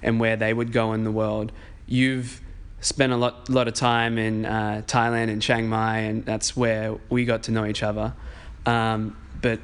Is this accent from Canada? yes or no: no; Australia; moved away; where we're from in Australia